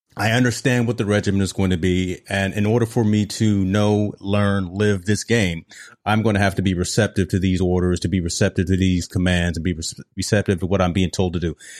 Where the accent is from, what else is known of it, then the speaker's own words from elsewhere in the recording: Hampton, Virginia, United States; I'm just from Hampton, Virginia